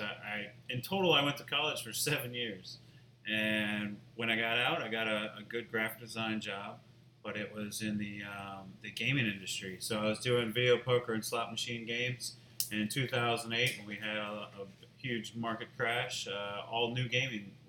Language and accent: English; Mandeville, Louisiana, United States; I moved back home to my hometown in Mandeville